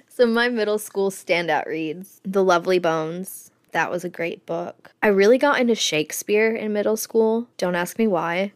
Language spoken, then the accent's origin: English; Florida, United States; I grew up in Florida